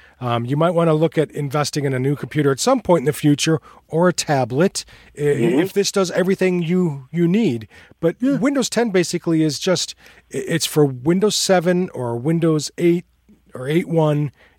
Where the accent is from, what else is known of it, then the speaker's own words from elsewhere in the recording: United States; Because we're Americans